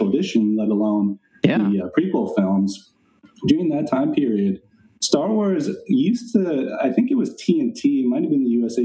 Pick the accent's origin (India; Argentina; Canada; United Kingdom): India; Chennai, Tamil Nadu; born or raised there; now in United States